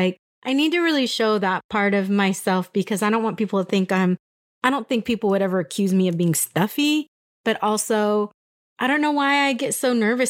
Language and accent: English; San Diego, California, United States; I'm Mexican. I'm from California. Like, I'm from San Diego and I'm a San Diego girl.